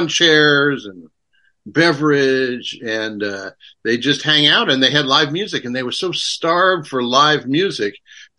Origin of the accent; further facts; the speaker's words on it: Westchester County, New York, United States; moved away as an adult; also born or lived in Queens, New York City / Indiana University, Indiana; now in Portland, United States; I was born in Queens, so I'm from New York City. I grew up in Westchester County